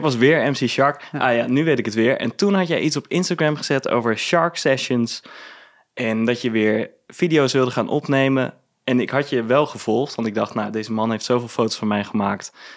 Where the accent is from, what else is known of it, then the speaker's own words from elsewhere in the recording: Venlo, Limburg, Netherlands; moved away as an adult; now in Amsterdam, Netherlands; ik ben geboren in Venlo, ehm, ben ik ook opgegroeid